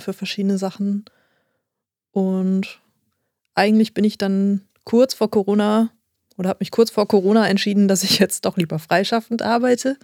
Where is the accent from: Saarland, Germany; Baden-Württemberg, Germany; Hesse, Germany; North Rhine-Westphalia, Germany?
North Rhine-Westphalia, Germany; Essen; also born or lived in Hamburg; now in Oldenburg, Germany; ich bin in Essen geboren